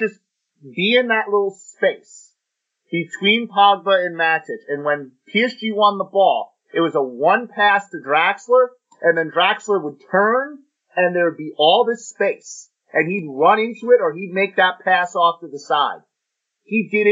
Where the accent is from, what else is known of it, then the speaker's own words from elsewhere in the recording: United States; we're from the United States